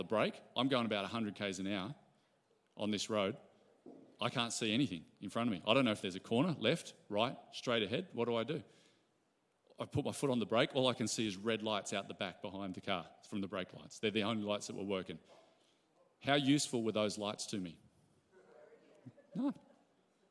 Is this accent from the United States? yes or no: no; Ballina, New South Wales, Australia; I grew up in Ballina.